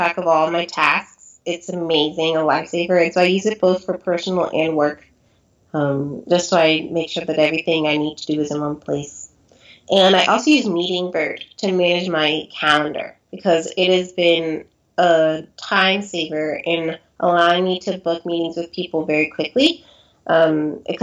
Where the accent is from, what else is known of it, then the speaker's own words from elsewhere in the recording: San Diego, California, United States; I grew up in San Diego